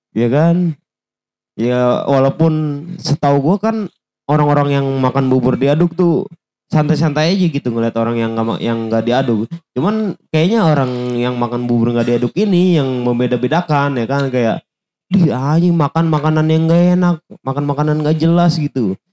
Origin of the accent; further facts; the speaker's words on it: Jakarta, Indonesia; Nah gue tuh bisa dibilang paling jarang ke Monas walaupun gue orang Jakarta asli iya.